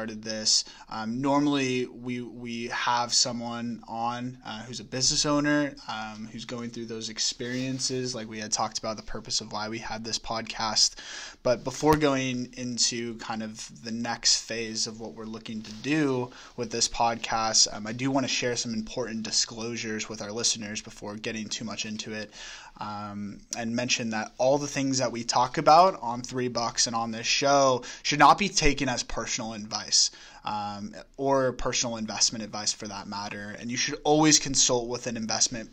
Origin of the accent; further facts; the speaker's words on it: Sacramento, California, United States; moved away as an adult; now in Los Angeles, United States; born and raised in Sacramento, California